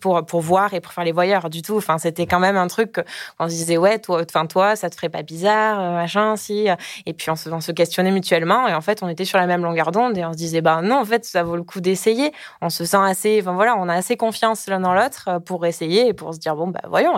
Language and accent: French; south-west France, France; j'ai 29 ans, je viens du sud-ouest